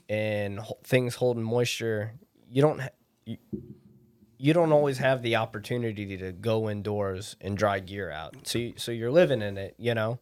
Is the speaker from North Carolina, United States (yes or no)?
no; Anchorage, Alaska, United States; I'm born and raised in Anchorage